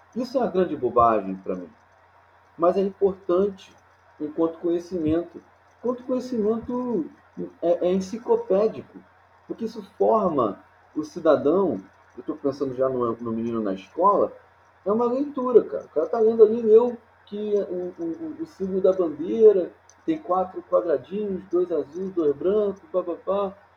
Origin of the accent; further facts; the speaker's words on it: Nova Iguaçu, Rio de Janeiro, Brazil; Eu não nasci em Nova Iguaçu, mas eu vim para cá com três anos de idade e aqui é, formei a, a, minha vida